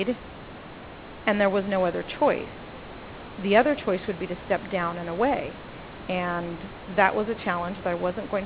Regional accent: Los Angeles, California, United States; I grew up in Los Angeles

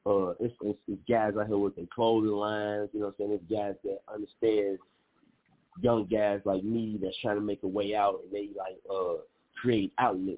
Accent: East Chicago, Indiana, United States; I'm from East Chicago

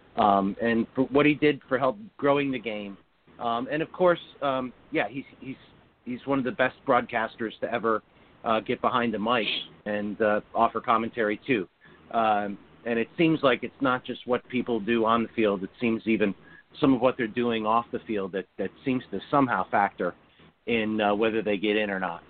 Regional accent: United States; as an American growing up playing in the game

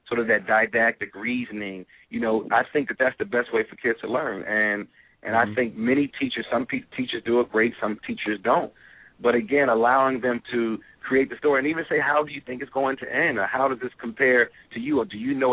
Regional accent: Chicago, Illinois, United States; My dad wasn't involved in my life, you know, growing up in Chicago

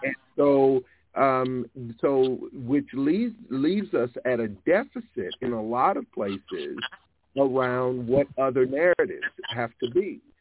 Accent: Alabama, United States; where I was born and raised in Alabama, about 30 yards from where I grew up, where I spent most of my childhood

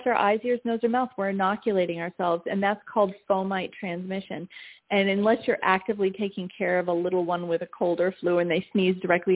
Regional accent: Maine, United States; having been a New Englander, I grew up in Maine in my grandmother's kitchen

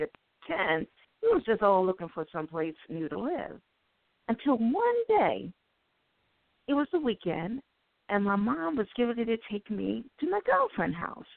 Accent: Baltimore, Maryland, United States; I grew up in Baltimore, and as we know, Baltimore right now is the number one murder city

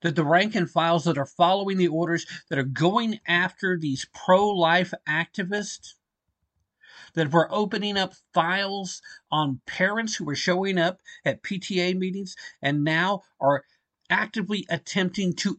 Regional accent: Tennessee, United States; the great state of Tennessee, my home state

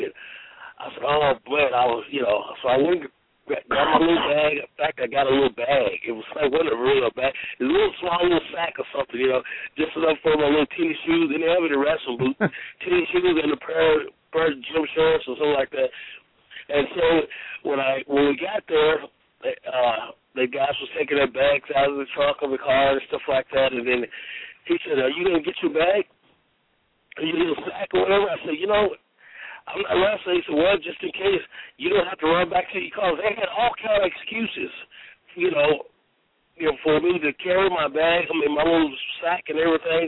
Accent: Union City, Tennessee, United States; Union City, Tennessee, my hometown

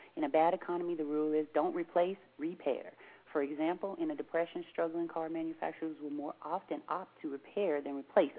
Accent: Seattle, Washington, United States; But see, we're from Seattle. We ain't got nothing else to do but practice talking fast.

